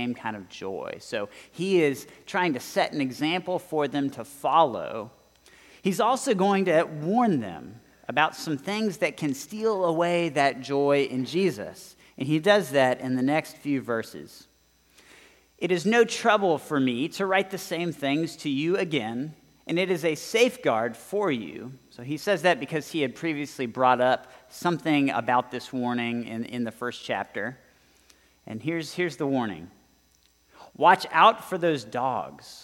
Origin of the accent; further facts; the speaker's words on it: Southern California, United States; now in Texas, United States; I grew up in Southern California.